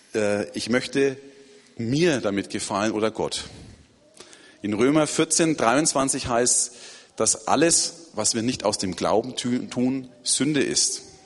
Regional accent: Erlangen, Bavaria, Germany; moved away as an adult; now in Turkey; Es ist schön, wieder in Erlangen zu sein, meiner Geburtsstadt

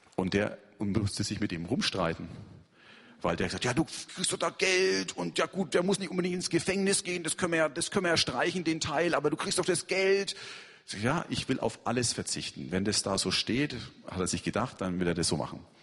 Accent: Germany; now in Yalova, Turkey; ich Christ bin, weil das nehmen sie an. Ich bin ja Deutscher

